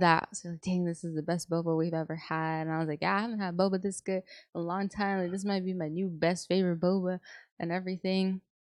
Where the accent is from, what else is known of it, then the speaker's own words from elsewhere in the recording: San Antonio, Texas, United States; I'm from San Antonio